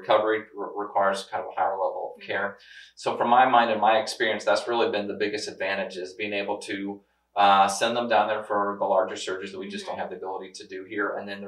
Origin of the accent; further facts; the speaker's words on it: near Rolla, Missouri, United States; I mean, I grew up not too far from here, so I've got family close up. I got some roots in this area.